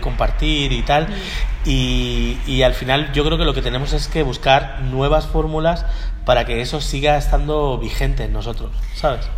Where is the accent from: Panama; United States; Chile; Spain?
United States; Miami, Florida; moved away; Yo me crié en Miami, en allí en Florida